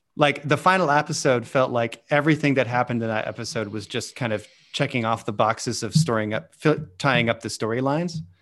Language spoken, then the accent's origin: English; Kalamazoo, Michigan, United States; my hometown of Kalamazoo, Michigan